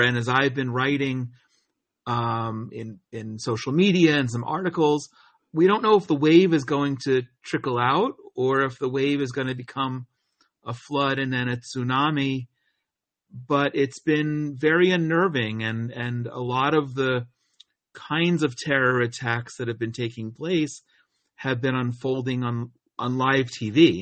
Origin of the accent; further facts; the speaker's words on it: New Jersey, United States; moved away as an adult; also born or lived in Atlanta, Georgia; now in Israel; I was a kid growing up in New Jersey